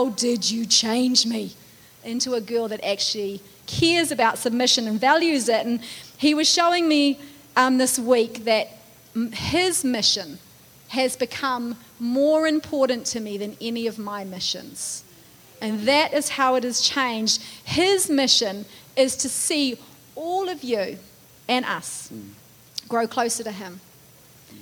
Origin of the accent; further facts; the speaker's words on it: United States; as an American.